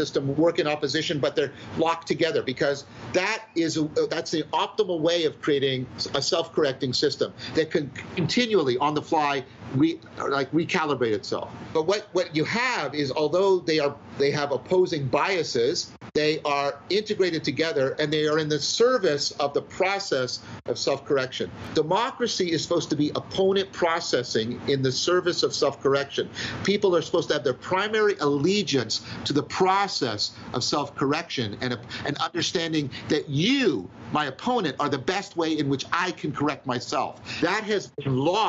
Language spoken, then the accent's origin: English; Canada; I'm a Canadian